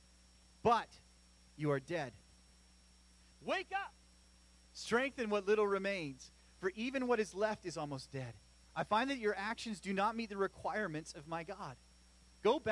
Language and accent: English; Chilliwack, British Columbia, Canada; I grew up in Chilliwack